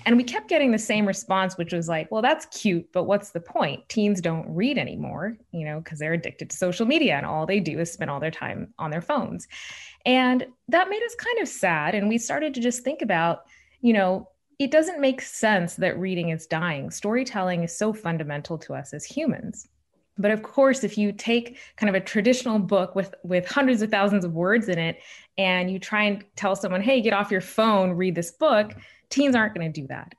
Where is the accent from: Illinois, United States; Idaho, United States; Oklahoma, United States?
Oklahoma, United States; Shawnee; moved away; I'm the oldest child of immigrants from India, growing up in Shawnee, Oklahoma in the eighties and nineties